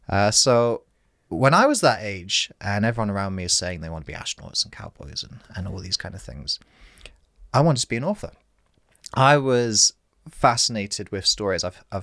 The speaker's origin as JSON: {"language": "English", "town": "Aberdeen", "region": "Scotland", "country": "United Kingdom", "tie": "born or raised there", "said": "So I was born in Aberdeen Hospital. My dad is Scottish. My mum's English. So I'm a half-blood."}